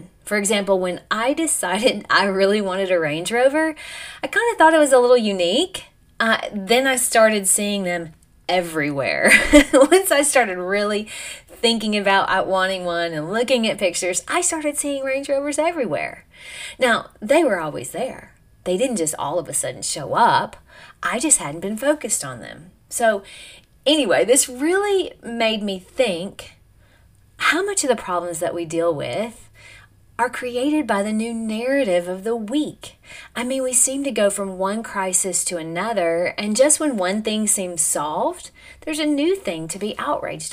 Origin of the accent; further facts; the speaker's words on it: United States; I'm an American